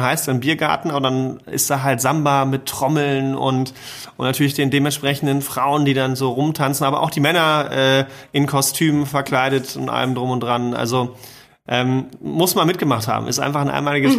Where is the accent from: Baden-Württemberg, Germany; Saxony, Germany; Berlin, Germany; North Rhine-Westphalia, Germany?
North Rhine-Westphalia, Germany; Cologne; als Kölner